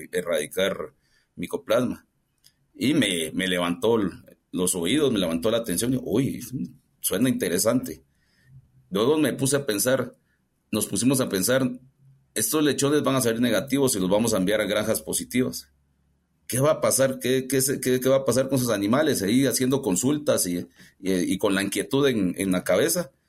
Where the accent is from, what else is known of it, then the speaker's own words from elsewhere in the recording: Guatemala; siendo guatemalteco, pues no, no, había tenido la oportunidad de trabajar en, en esta corporación.